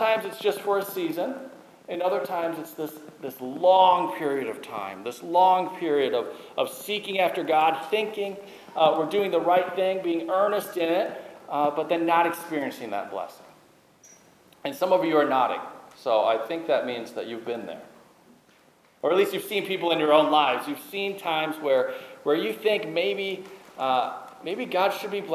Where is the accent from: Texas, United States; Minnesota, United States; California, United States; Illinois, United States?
Minnesota, United States; I grew up in Minnesota.